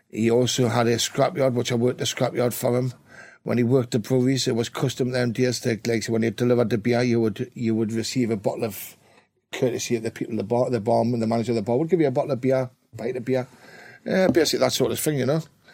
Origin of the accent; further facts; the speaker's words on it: Newcastle upon Tyne, North East England, United Kingdom; I'm from the west end of Newcastle, a place called Alswick.